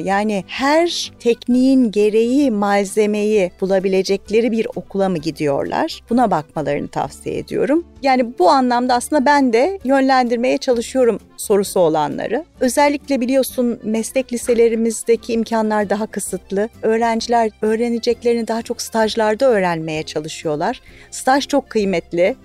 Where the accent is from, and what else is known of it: Turkey; also born or lived in Michigan